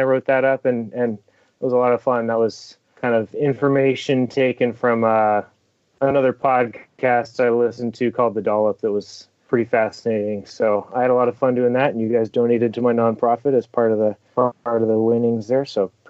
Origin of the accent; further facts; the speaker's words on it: Port Orchard, Washington, United States; I'm from Port Orchard. We're just outside of Seattle on the Olympic Peninsula here.